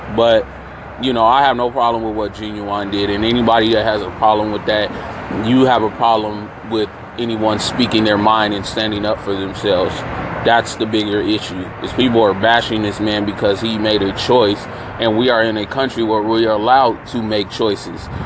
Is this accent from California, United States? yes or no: yes; San Francisco, California, United States; born or raised there